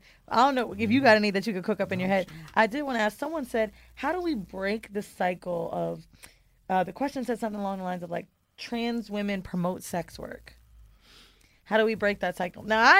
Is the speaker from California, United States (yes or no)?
yes; San Francisco, California, United States; born there; So I was born in San Fran.